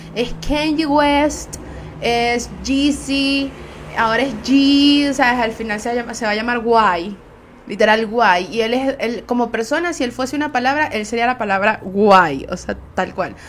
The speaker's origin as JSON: {"language": "Spanish", "country": "Venezuela", "said": "Soy una jeva de Venezuela"}